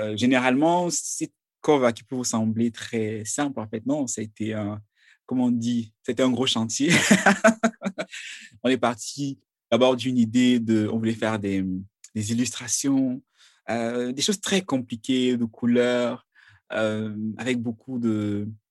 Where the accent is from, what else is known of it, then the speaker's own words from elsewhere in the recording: Cameroon; je viens du Cameroun